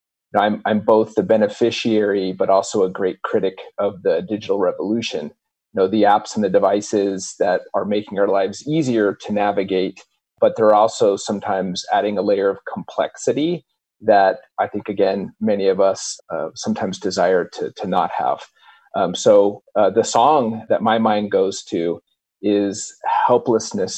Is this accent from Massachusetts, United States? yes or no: no; New Mexico, United States; now in Mill Valley, United States; I'm from New Mexico.